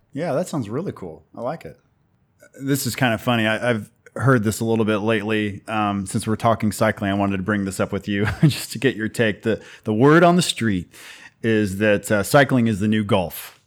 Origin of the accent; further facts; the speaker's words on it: United States; I'm from America